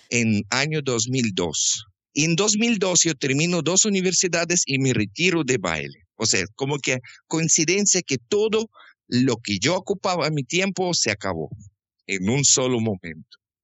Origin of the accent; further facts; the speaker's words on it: Krasnodar, Krasnodar Krai, Russia; Spanish is a second language; moved away as an adult; also born or lived in Quito, Ecuador; now in Guayaquil, Ecuador; yo nací en sur de Rusia, en capital de provincia que se llama Krasnodarsky Krai, en la ciudad Krasnodar